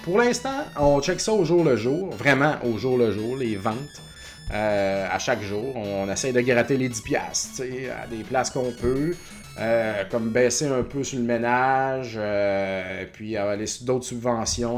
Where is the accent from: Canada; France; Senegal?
Canada; Beauce, Quebec; now in Montreal, Canada; je suis beauceron d'origine et je suis pas très fier de ma patrie